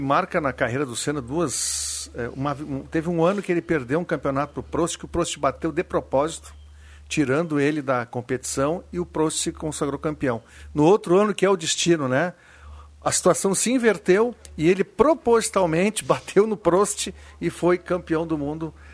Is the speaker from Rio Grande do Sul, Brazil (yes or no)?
yes; Porto Alegre, Rio Grande do Sul, Brazil; onde eu me criei ali